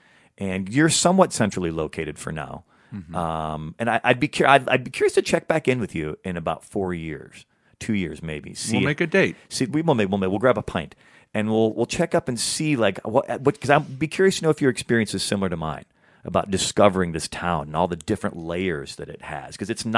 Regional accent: Midwest, United States; moved away as an adult; also born or lived in Chicago; now in Los Angeles, United States; Especially as a Midwesterner coming to this town.

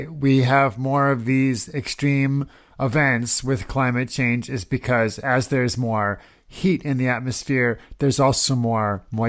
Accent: Midwest, United States; I grew up in the Midwest

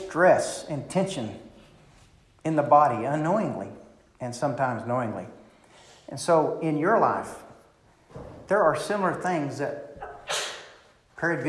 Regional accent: Clarksville, Arkansas, United States; our little bodunk town of Clarksville

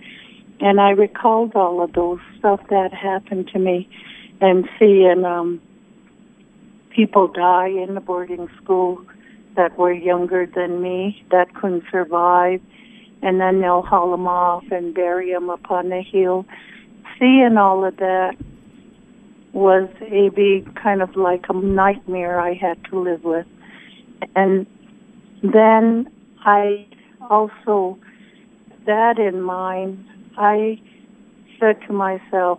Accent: Crow Agency, Montana, United States; first language Crow; English is a second language; also born or lived in Pierre, South Dakota; being brought up on the reservation in a poorish town in Crow Agency

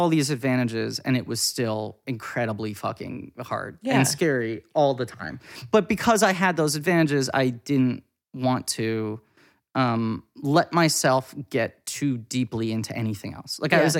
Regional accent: New York, United States; I was very privileged growing up in New York.

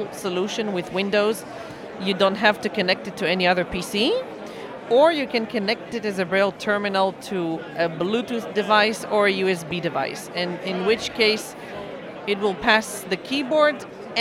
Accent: Israel; I'm coming from Israel

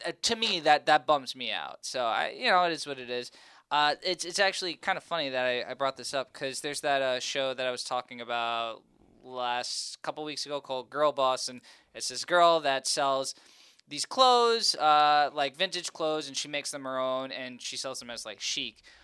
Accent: New Jersey, United States; I was born and raised in North Jersey

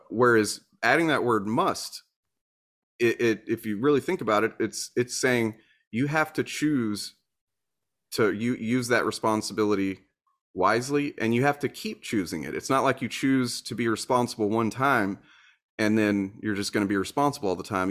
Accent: Deep South, United States; I was raised in the Deep South

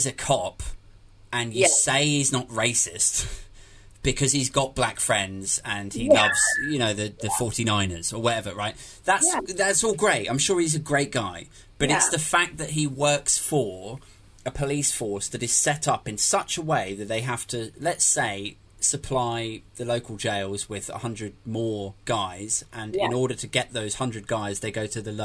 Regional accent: United Kingdom; as a Brit to have grown up in the 80s and 90s

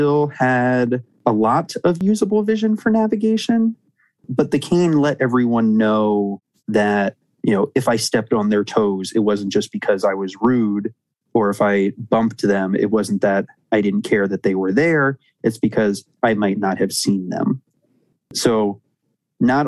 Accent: Annapolis, Maryland, United States; I grew up in Annapolis, Maryland, a great little town on the water

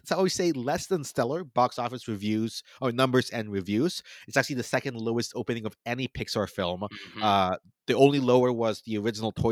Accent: United States; You know, obviously I'm Filipino American. I'm the son

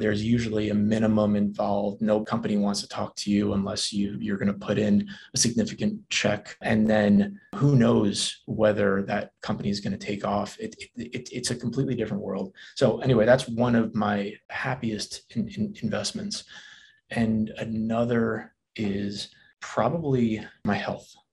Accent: New Jersey, United States; moved away; I'm from New Jersey

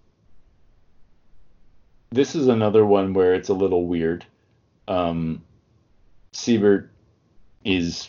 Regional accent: Toronto, Ontario, Canada; I grew up in Toronto

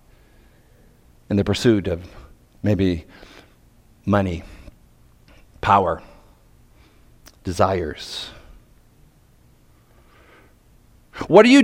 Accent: Nova Scotia, Canada; I'm from Nova Scotia. Bred in Nova Scotia, beautiful province

